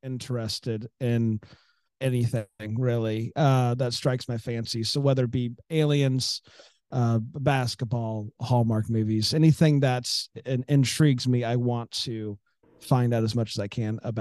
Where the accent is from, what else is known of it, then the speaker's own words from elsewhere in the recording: Florida, United States; I grew up in Florida